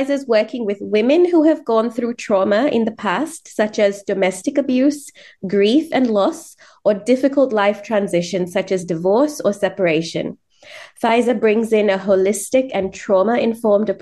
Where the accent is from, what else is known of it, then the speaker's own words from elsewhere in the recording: Sri Lanka; I'm brown, you know, Sri Lankan born.